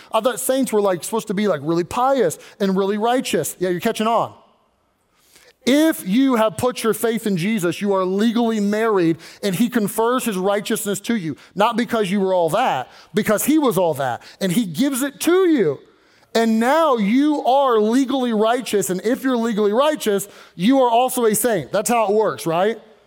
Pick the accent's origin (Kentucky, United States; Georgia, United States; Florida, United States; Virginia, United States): Kentucky, United States; now in Pennsylvania, United States; I wasn't born in Pennsylvania. I was born in Kentucky.